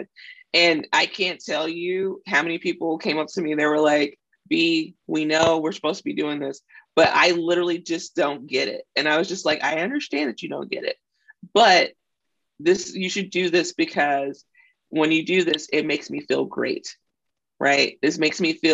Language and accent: English; Mississippi, United States; I grew up in a very conservative background too. So I'm from Mississippi